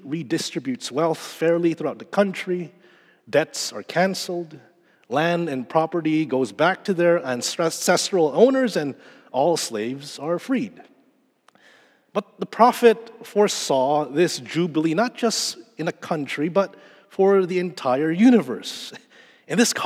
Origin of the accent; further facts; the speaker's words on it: Manila, Metro Manila, Philippines; moved away; The last time I was in my home country in the Philippines was December 2019